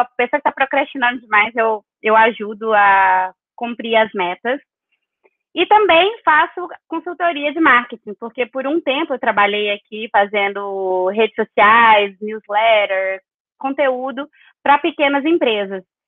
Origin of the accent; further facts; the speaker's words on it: Capelinha, Minas Gerais, Brazil; moved away as an adult; also born or lived in São Paulo / Belo Horizonte; eu nasci, em Capelinha, me alfabetizei em São Paulo, porque a minha mãe se mudou para lá com meu padrasto, então eu morei um tempo em São Paulo e voltei para Capelinha, onde eu morei a maior parte do tempo, até ir para BH.